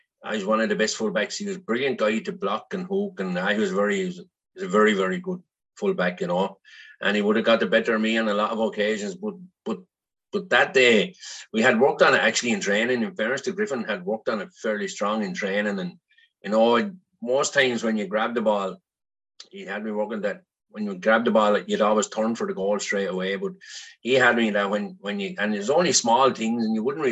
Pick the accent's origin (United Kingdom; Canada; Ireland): Ireland; Gorey, Leinster; The lodge in Marfield House is where I was born. And it was just inside of Gorey. I would have went to school in Gorey.